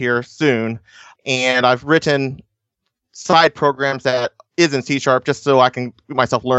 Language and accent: English; Newark, Ohio, United States; I'm from Newark, Ohio, and I'm a part-time developer, and I manage and run a garden center also.